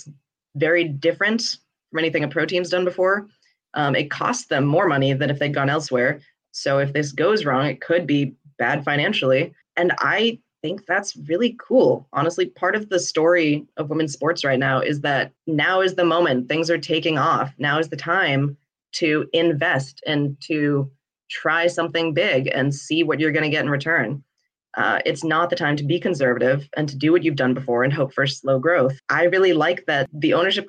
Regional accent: New England, United States; We're from New England

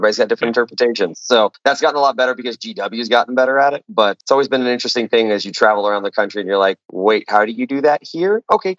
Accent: California, United States; also born or lived in Minnesota; now in Dallas, United States; I'm in Dallas, Texas. I've been all around. I started in California, was up in Minnesota for about a decade, and now I'm down here in the South.

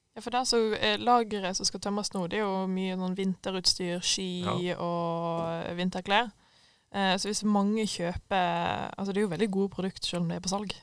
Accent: Voss, Vestland, Norway; moved away; vi har eh, hjemme på Voss

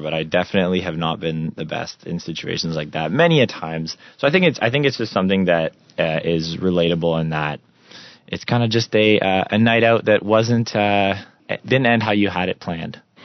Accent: Russell, Ontario, Canada; moved away; my hometown uh, in Rus- Russell, Ontario

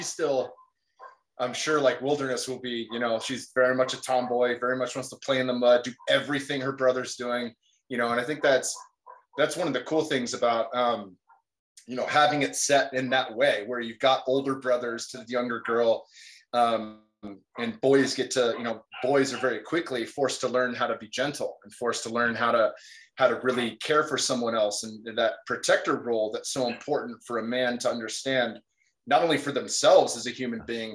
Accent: California, United States; I grew up in California, played football since I was 10, finished at ASU

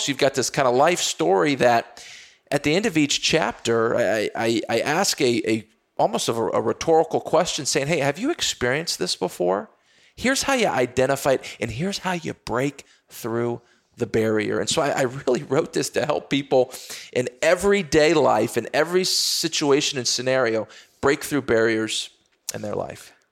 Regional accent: Texas, United States; I grew up playing football in Texas

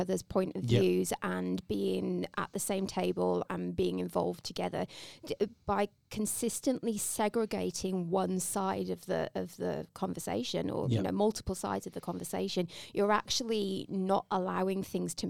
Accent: England, United Kingdom; now in Australia; I'm English.

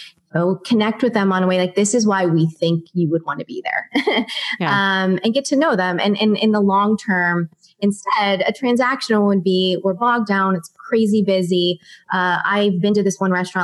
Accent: Pittsburgh, Pennsylvania, United States; moved away as an adult; also born or lived in Ohio; now in Los Angeles, United States; I'm originally from Pittsburgh, Pennsylvania.

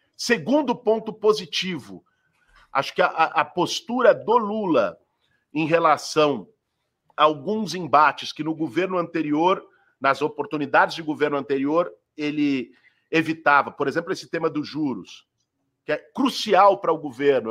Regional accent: São Paulo, Brazil; Eu nasci, fui criado e vivo em São Paulo há 40 anos

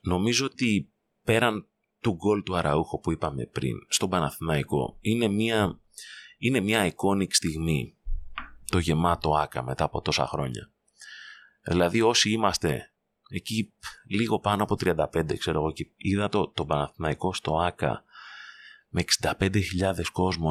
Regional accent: Greece; ως Έλληνες

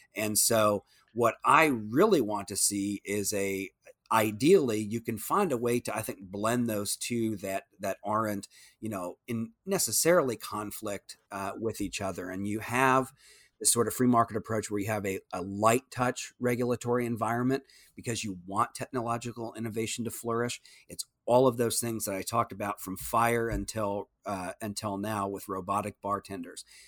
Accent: Iowa, United States; moved away as an adult; now in Austin, United States; we were able to raise our kids, uh, in, in my hometown.

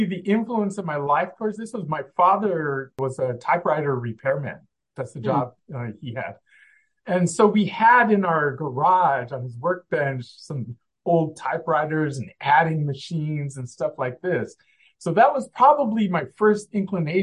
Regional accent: Southern California, United States; I grew up in Southern California in the heart of where we did aerospace

